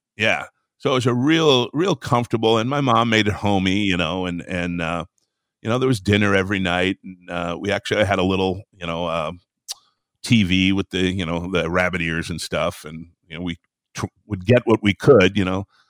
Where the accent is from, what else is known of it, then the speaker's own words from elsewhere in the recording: Traverse City, Michigan, United States; I grew up in northern Michigan, up in the sticks there